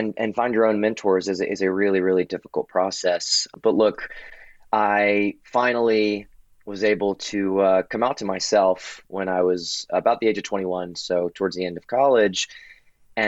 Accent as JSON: {"language": "English", "town": "Baton Rouge", "region": "Louisiana", "country": "United States", "tie": "born or raised there", "moved": "yes", "lives_now": "Washington, D.C., United States", "said": "But I'm originally from Baton Rouge, Louisiana. I currently live in Washington, D.C., but my whole upbringing was in the Deep South"}